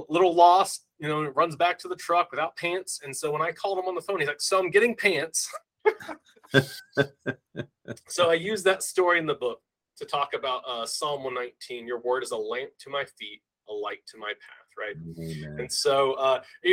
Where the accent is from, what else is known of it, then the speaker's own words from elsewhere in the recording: Harlingen, Texas, United States; also born or lived in Colorado; my hometown in Harlingen, Texas